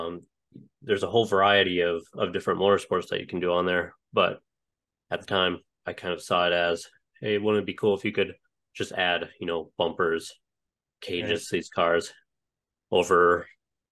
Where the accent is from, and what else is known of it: Cooperstown, North Dakota, United States; born or raised there; moved away as an adult; also born or lived in Utah / Missouri; now in New Jersey, United States